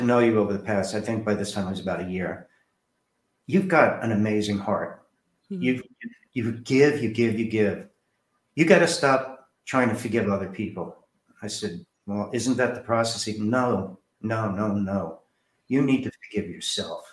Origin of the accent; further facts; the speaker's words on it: New Jersey, United States; moved away; I said, Jersey